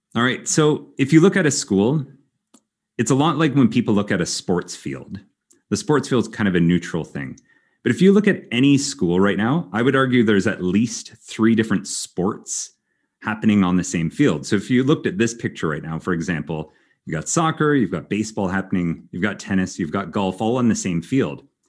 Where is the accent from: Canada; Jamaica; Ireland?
Canada; moved away as an adult; also born or lived in Germany; now in Belgium; I am originally Canadian